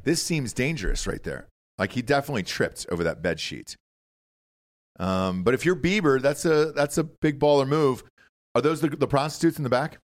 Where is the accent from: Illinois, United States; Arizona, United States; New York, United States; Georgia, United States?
Georgia, United States; now in Austin, Texas, United States; Georgia? It's my home state.